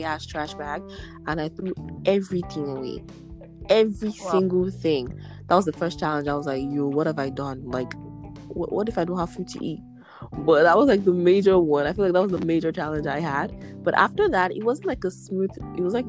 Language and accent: English; Nigeria; now in Ottawa, Canada; coming from as a Nigerian